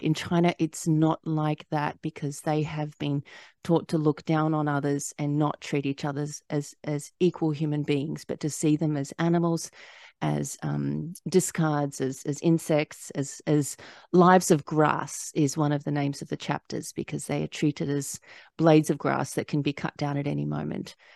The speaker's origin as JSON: {"language": "English", "country": "Australia", "tie": "born or raised there", "moved": "as an adult", "lives_now": "United States", "said": "I, I was born and raised in Australia, but I, I lived here for twelve years"}